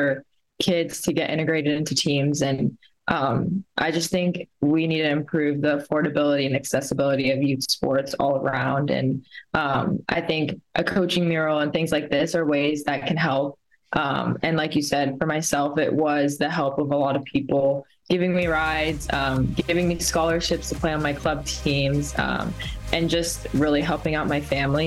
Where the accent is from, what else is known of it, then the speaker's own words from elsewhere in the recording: the Bay Area, California, United States; I grew up in the Bay